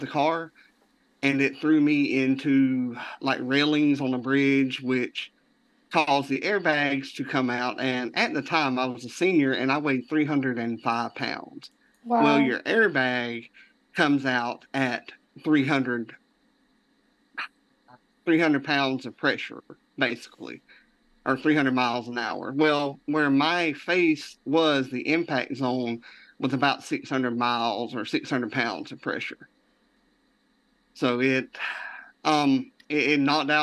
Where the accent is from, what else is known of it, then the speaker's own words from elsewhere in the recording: deep South Georgia, United States; I'm from deep South Georgia near the Florida state line